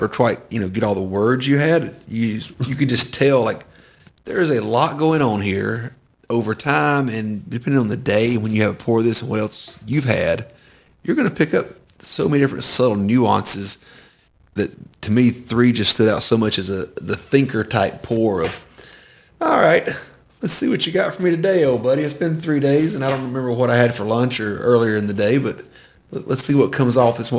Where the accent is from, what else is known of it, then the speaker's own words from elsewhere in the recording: Georgia, United States; growing up in Georgia